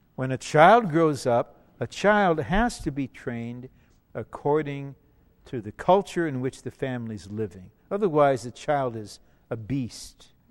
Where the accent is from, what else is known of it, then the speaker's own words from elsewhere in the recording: Detroit, Michigan, United States; I'm blue collar. I'm from Motown. Okay, I'm from Motown. I'm from Motor City